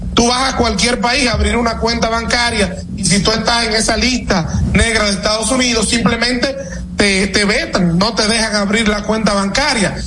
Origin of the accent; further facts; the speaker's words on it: Dominican Republic; nosotros como dominicanos